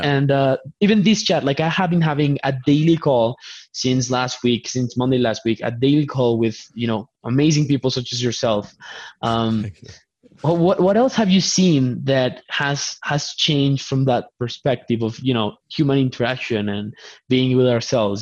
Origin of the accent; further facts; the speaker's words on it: Colombia; English is a second language; I'm, I'm from Colombia. English is my second language